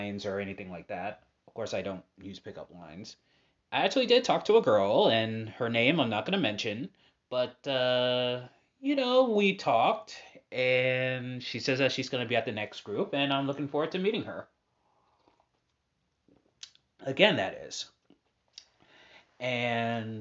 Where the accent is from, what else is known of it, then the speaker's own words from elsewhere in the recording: Boston, Massachusetts, United States; I was transferred from West Roxbury to Hyde Park High, and then I transferred to New Mission